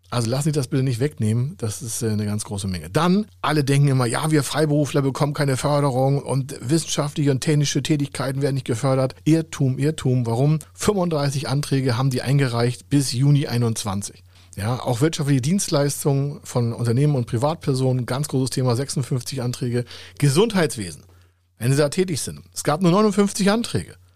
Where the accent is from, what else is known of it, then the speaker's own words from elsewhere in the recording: Hamburg, Germany; Hamburg, meine Heimatstadt hier, nur 58.